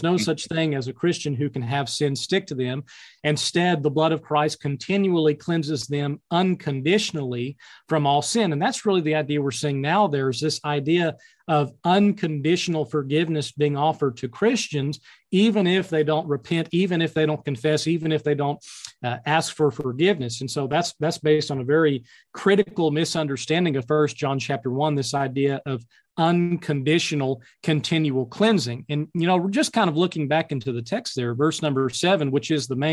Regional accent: Mountain Home, Arkansas, United States; I'm actually originally from and kind of my hometown is in Mountain Home, Arkansas, still located here in the Ozarks

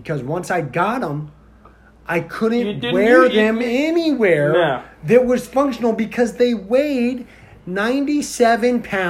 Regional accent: Indiana, United States; now in Florida, United States; I grew up in Indiana

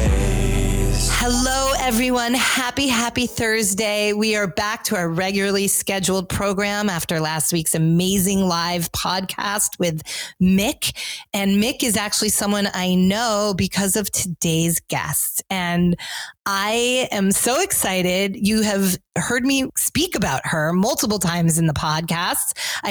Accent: Rye, New York, United States; I had New York in my blood, but I'm a Westchester girl. I grew up in Rye. I'm a suburbs.

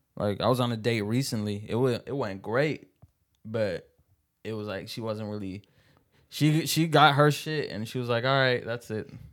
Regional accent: Seattle, Washington, United States; I was born in Seattle

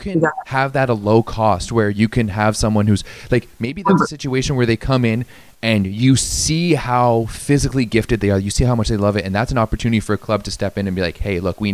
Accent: Ottawa, Ontario, Canada; I grew up playing in Ottawa

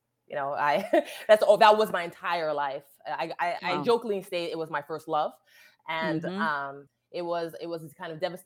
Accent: Connecticut, United States; also born or lived in New York; I grew up mainly in Connecticut, born in New York, moved to Connecticut when I was say third grade

